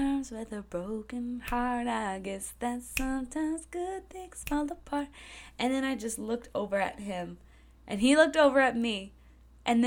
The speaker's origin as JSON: {"language": "English", "region": "New Hampshire", "country": "United States", "tie": "born or raised there", "moved": "yes", "said": "I grew up in New Hampshire"}